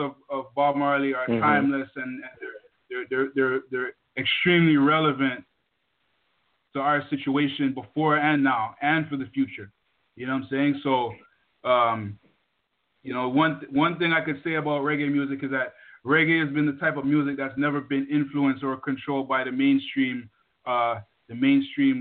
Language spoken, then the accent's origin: English; Toronto, Ontario, Canada; also born or lived in Jamaica; I was born in Jamaica. Moved to Toronto, Canada, a place called Jungle, one of the largest housing projects in the country